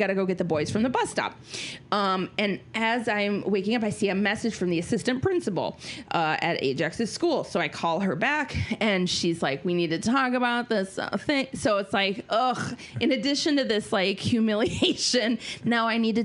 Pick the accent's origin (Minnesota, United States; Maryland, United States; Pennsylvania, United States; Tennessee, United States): Minnesota, United States; I'm Minnesotan